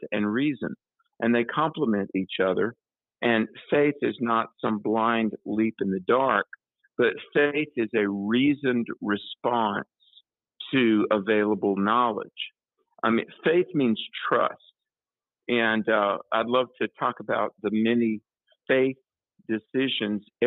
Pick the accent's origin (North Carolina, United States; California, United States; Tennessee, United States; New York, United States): North Carolina, United States; my home state of North Carolina